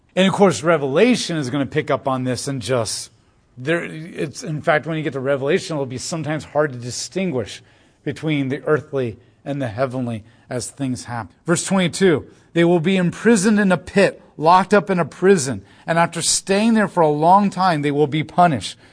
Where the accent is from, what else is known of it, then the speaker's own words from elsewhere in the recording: United States; As an American who lives very comfortably in a very free society